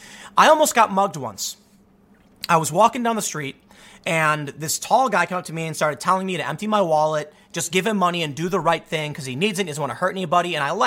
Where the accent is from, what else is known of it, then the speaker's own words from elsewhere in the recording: Chicago, Illinois, United States; I'm from the South Side of Chicago, man. It was a mixed area. We had white people, black people, Latinos, Asians, and the cops don't care what color you are.